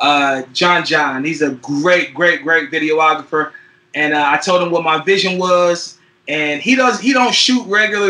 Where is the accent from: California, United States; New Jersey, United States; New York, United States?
California, United States; Fairfield; also born or lived in San Francisco, California / Oakland, California / Richmond, California; I was born in San Francisco, California, raised in Fairfield, California, 707, the Bay Area.